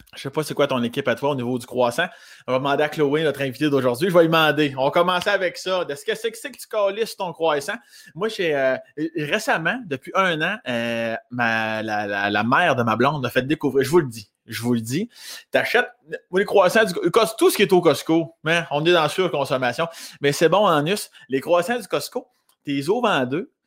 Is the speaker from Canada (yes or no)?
yes; Saint-Édouard-de-Lotbinière, Quebec, Canada; situé à Saint-Édouard-de-Lobinière, dans mon coin de pays, non loin de Laurier Station